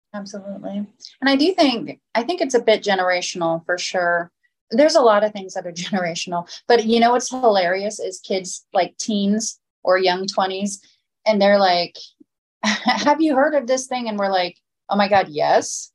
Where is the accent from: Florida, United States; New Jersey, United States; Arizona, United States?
Florida, United States; I grew up in Florida